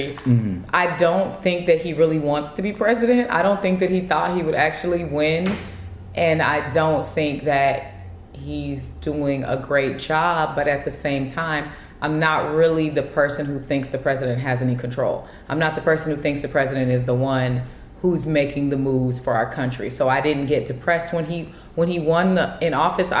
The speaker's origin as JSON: {"language": "English", "region": "California", "country": "United States", "said": "I'm from Cali"}